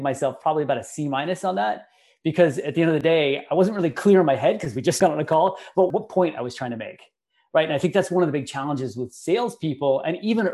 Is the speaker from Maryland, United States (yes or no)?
no; Bay Area, California, United States; growing up in the Bay Area